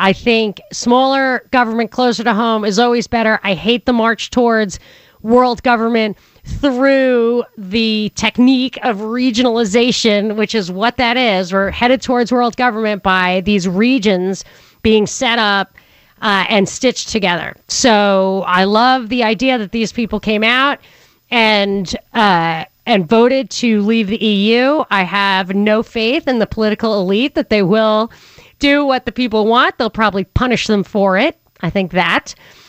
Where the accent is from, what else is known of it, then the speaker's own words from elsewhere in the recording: Northern US, United States; As a Northerner, when I first moved to Atlanta, I was surprised that people would never talk about the issues behind the Civil War.